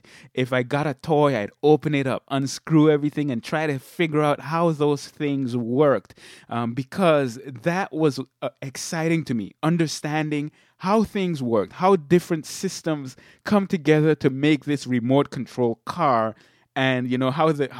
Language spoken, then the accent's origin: English; Sint Maarten; now in Michigan, United States; And people always ask me why I moved from St. Martin. But I grew up there in St. Martin. I lived a relatively laid-back lifestyle.